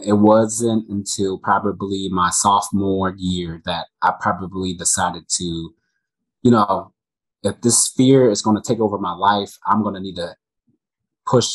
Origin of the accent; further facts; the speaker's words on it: Mississippi, United States; where I grew up in Mississippi